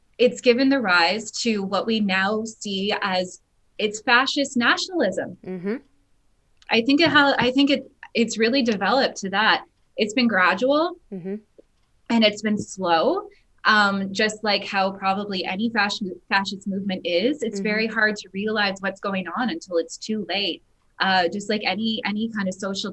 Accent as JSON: {"language": "English", "country": "Canada", "said": "I'm Dutch Canadian"}